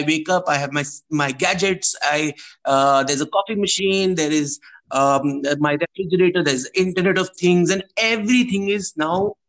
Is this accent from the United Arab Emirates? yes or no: no; India; we are from India, where it's the largest democracy of the world